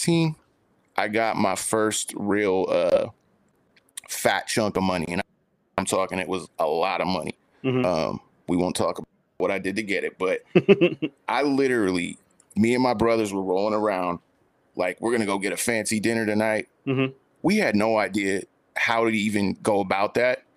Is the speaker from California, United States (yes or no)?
yes; San Francisco, California, United States; I grew up in San Francisco, which is probably the closest thing you can get to the East Coast on the West Coast